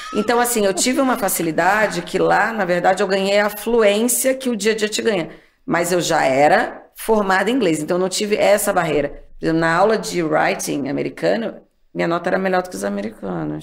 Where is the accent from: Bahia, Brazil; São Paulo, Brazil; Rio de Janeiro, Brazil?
Rio de Janeiro, Brazil; moved away; also born or lived in Texas, United States; saí do Rio de Janeiro, onde eu tinha amigos, vida